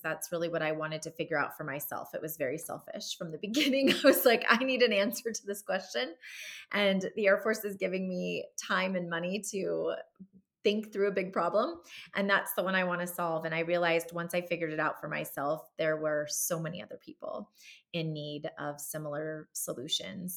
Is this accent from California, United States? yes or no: yes; Southern California, United States; moved away as an adult; I grew up in Southern California